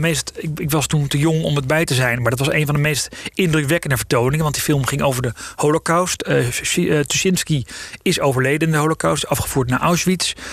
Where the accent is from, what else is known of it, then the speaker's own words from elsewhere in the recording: The Hague, South Holland, Netherlands; ik kom uit Den Haag. Dus ik ging altijd in Den Haag naar de bioscoop